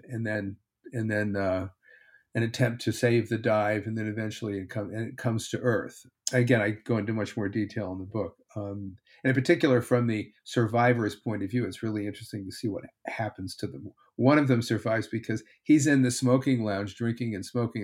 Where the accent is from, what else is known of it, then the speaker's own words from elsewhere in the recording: Connecticut, United States; now in Texas, United States; I'm a Yankee from Connecticut